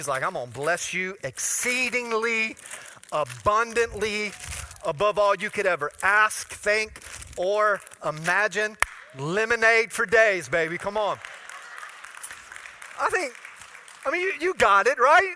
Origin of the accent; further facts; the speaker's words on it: Florida, United States; I'm from Florida